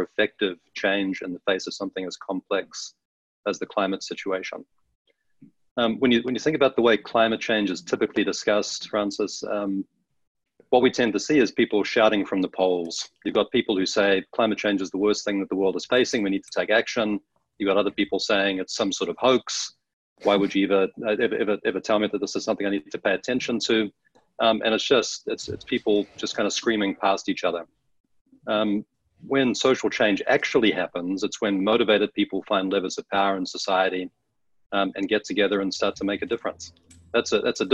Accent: New Zealand; moved away as an adult; now in Washington, D.C., United States; I grew up in New Zealand, found my way to the States later in life

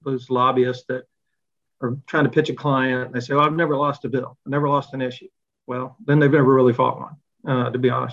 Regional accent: Montgomery, Alabama, United States; I grew up in Montgomery, Alabama, in the 60s and 70s

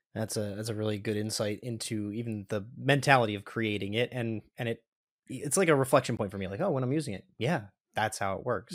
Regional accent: Pennsylvania, United States; We're both from Pennsylvania, Josh

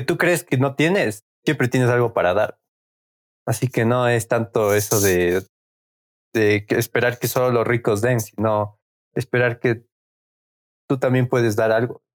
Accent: Quito, Pichincha, Ecuador; somos de Quito, Ecuador

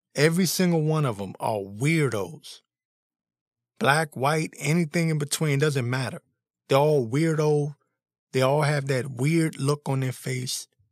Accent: Washington, District of Columbia, United States; I was born and raised in the Washington, D C area

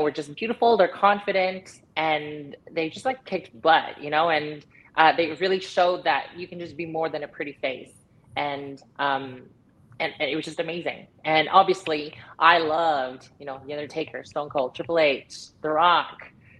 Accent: Canada; Because I'm Canadian. So our Thanksgiving was already like in October.

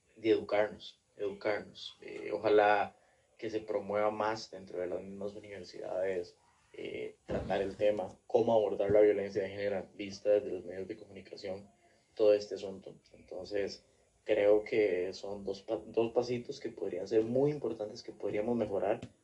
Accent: Costa Rica; como costarricenses

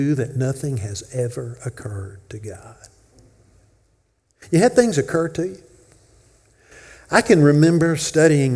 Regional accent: Memphis, Tennessee, United States; now in Corinth, United States; I grew up in Memphis

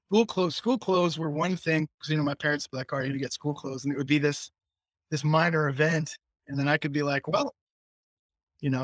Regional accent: Taunton, Massachusetts, United States; also born or lived in Newton, Massachusetts / Fall River, Massachusetts; I was born in Taunton

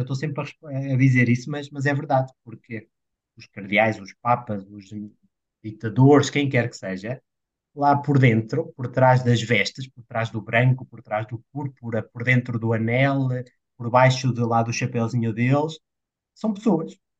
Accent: Portugal

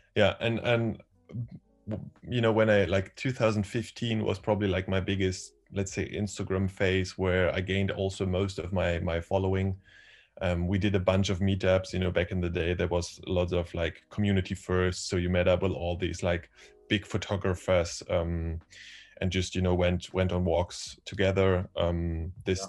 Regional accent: Berlin, Germany; I am from Berlin. I've um, been born here

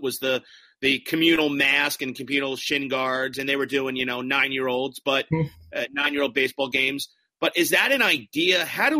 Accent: New Jersey, United States; growing up in New Jersey.

